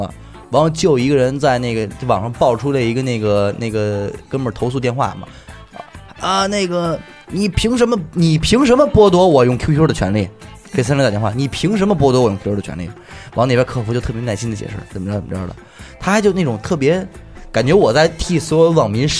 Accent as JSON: {"language": "Chinese", "country": "China", "said": "骂这些 {S6} 歧视我们中国人。"}